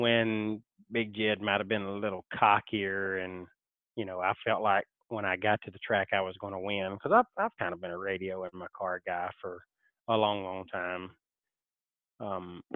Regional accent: Alabama, United States; I am from Alabama, that Alabama boy

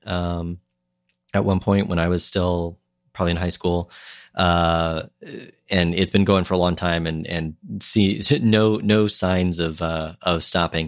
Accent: Minnesota, United States; moved away; when I was growing up in Minnesota

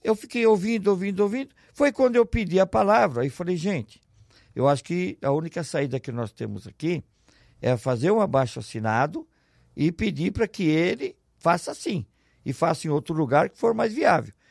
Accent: São Paulo, Brazil; moved away as an adult; now in Ribeirão Preto, Brazil; Eu sou natural de São Paulo, eu era diretor administrativo do Matarazzo, fui transferido para Ribeirão Preto

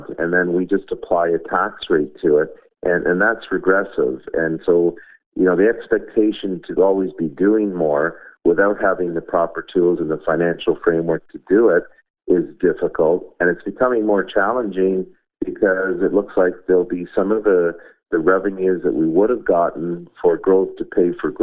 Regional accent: Markham, Ontario, Canada; I grew up in Markham

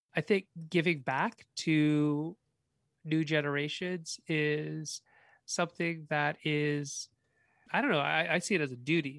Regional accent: Canada; also born or lived in China; I was born in China. I've never lived in China. I've only ever really lived in Canada.

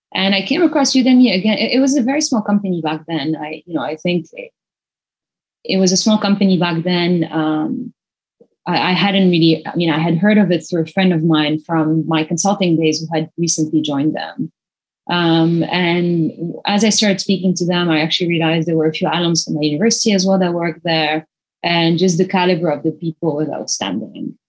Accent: Lebanon; now in Singapore; I grew up in Lebanon, which is a tiny country

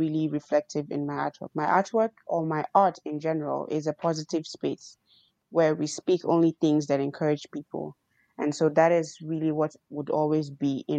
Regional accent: Nigeria; moved away; I'm a Nigerian

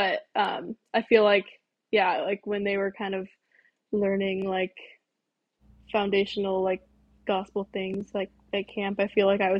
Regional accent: Gig Harbor, Washington, United States; moved away as an adult; also born or lived in Mukilteo, Washington; now in Basque Country, Spain; I am originally from Gig Harbor, Washington, and then I just moved to Mukilteo, which I had never even heard of that either. It's a random place in Washington, like up past Seattle a little bit.

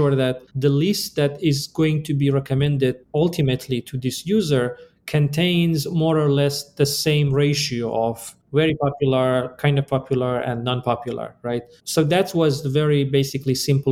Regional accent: Iran; moved away as an adult; also born or lived in Chicago, United States / Boulder, Colorado, United States; now in United States; I am originally from Iran, and I came to the US basically for my PhD

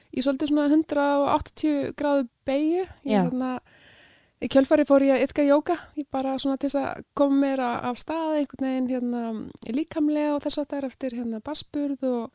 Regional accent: North Iceland, Iceland; now in Reykjavík, Iceland; ég er að norðan, ég er skaffringur

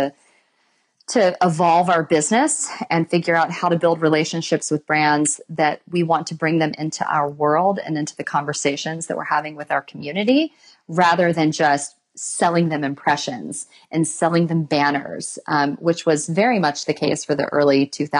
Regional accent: West Coast, United States; we're from the West Coast

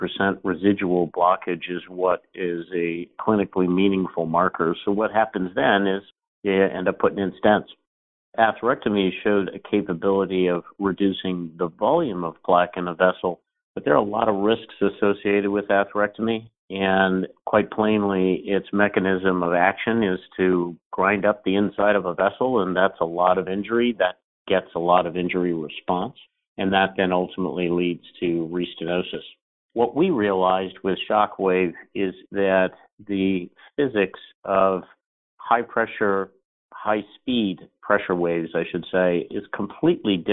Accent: Philadelphia, Pennsylvania, United States; I grew up in Philadelphia, Pennsylvania

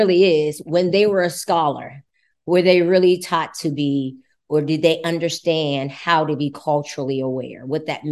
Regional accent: United States; I'm American

